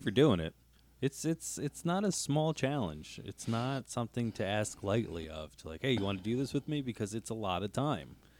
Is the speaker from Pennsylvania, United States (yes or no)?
yes; Northeast Pennsylvania, United States; we're from Northeast P